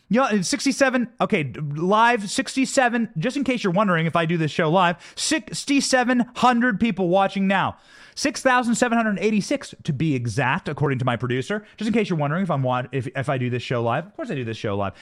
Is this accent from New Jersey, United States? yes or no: no; Iowa, United States; I grew up in Iowa. I worked on a hog farm